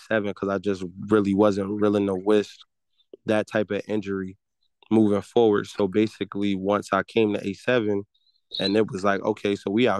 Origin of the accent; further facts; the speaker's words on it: East Orange, New Jersey, United States; I'm from East Orange, New Jersey. I played Pop Warner all the way up, played high school